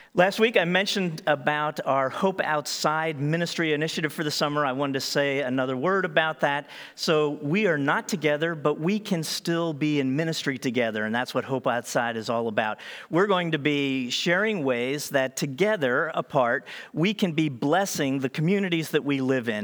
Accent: Eastern Seaboard, East Coast, United States; I was born in America on the Eastern Seaboard.

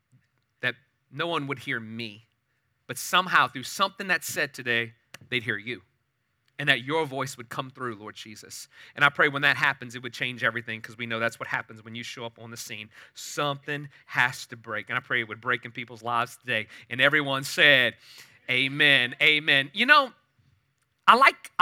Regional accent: New Orleans, Louisiana, United States; moved away as an adult; now in Katy, United States; I was born and raised in New Orleans area till I was about 39 years old

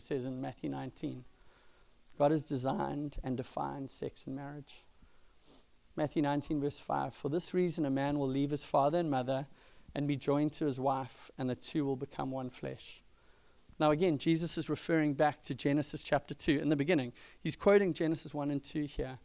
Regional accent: South Africa; moved away; I grew up in South Africa

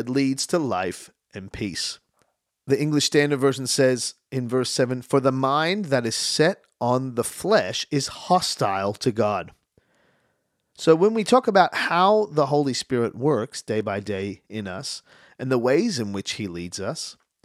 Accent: Australia; also born or lived in Canada; I moved to Australia when I was 7. I'm born in Canada. I am Canadian. And I moved to Australia when I was young.

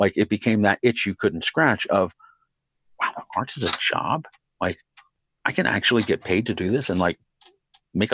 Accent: Philadelphia, Pennsylvania, United States; I grew up in Philly

